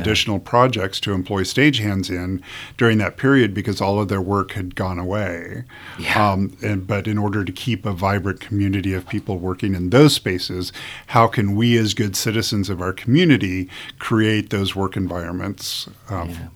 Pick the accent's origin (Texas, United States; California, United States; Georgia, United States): California, United States; Southern; moved away as an adult; also born or lived in Chicago / Detroit / New York; now in Omaha, United States; I grew up in Southern California.